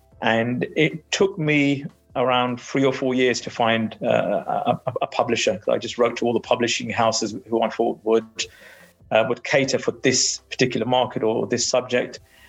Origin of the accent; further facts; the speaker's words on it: United Kingdom; born there; And I, as a British-born Sikh, had never heard of them.